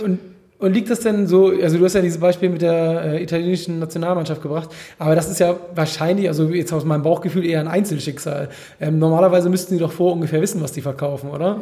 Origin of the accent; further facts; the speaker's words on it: Hamburg, Germany; ich komme ja hier aus Hamburg